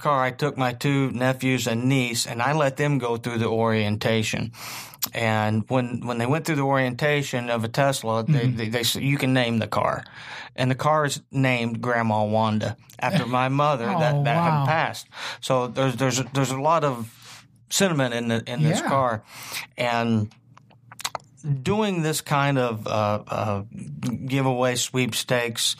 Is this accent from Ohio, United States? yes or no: no; Southern Indiana, United States; growing up in Southern Indiana, it's in your veins